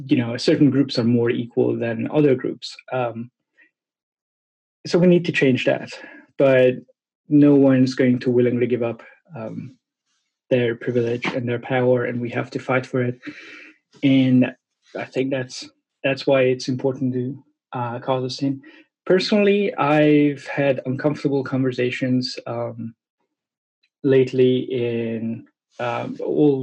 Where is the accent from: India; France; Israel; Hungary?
Hungary; English is a second language; moved away as an adult; also born or lived in Brooklyn, New York, United States / New Zealand; now in Oxford, United Kingdom; I live in the UK, in Oxford City. But I was born in Hungary